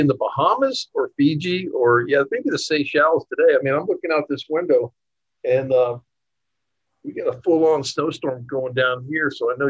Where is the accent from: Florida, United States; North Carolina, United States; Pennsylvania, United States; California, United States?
Florida, United States; I'm from Florida.